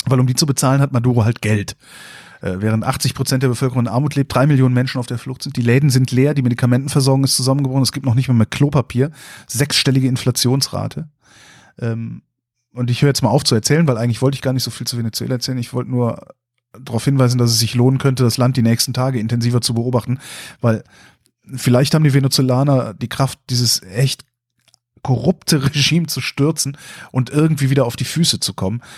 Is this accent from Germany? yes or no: yes; Germany; als Deutscher